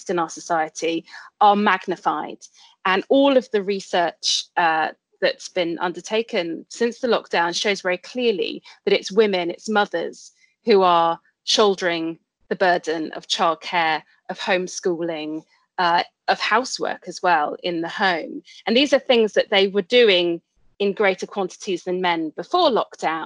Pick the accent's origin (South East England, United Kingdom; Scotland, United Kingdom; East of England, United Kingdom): East of England, United Kingdom; Colchester; moved away as an adult; also born or lived in Cambridge / London; I'm originally from Essex, from Colchester, where I grew up, spent most of my childhood and teenage years